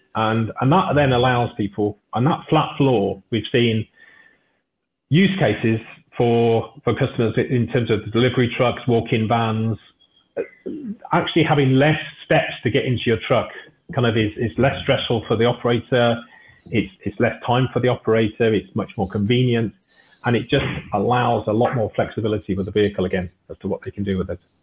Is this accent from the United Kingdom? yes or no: yes; United Kingdom; I'm British